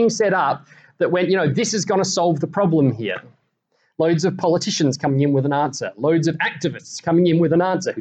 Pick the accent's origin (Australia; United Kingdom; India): Australia; I am, you are, we are Australian.